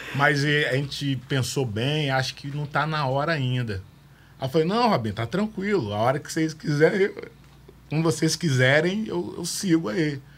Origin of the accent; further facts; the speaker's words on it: Vitória, Espírito Santo, Brazil; also born or lived in Rio de Janeiro; eu vim do Rio de Janeiro pro Morro do Moscoso, que eu morei no Morro do Moscoso